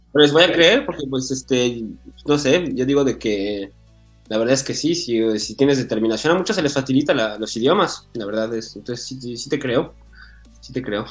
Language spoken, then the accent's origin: Spanish; Mexico; now in Paris, France; crecí allá en México, yo cuando estaba chiquito yo estaba allá